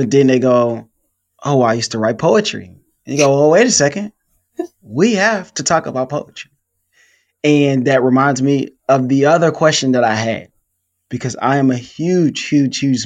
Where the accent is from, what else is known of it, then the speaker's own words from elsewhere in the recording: Detroit, Michigan, United States; I'm from Detroit, Michigan